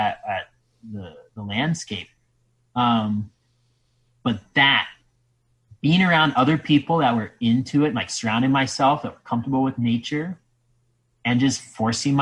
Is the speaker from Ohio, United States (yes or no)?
yes; Ohio, United States; I'm from Ohio